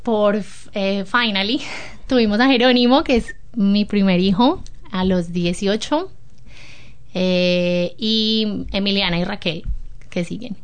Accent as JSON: {"language": "Spanish", "town": "Medellín", "region": "Antioquia", "country": "Colombia", "tie": "born or raised there", "moved": "as an adult", "lives_now": "New Zealand", "said": "vengo de Medellín, Colombia. Eh, Medellín es una ciudad"}